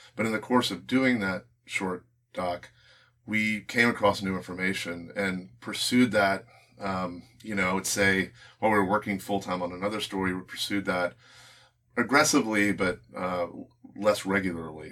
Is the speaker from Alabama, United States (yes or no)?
yes; Birmingham, Alabama, United States; we're both from Alabama, from Birmingham.